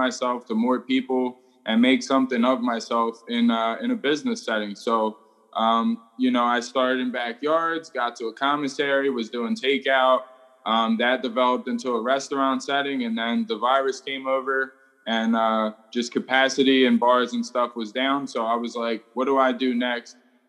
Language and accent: English; Philadelphia, Pennsylvania, United States; I've been an entrepreneur since I was about 14, 15 years old, growing up in Philadelphia.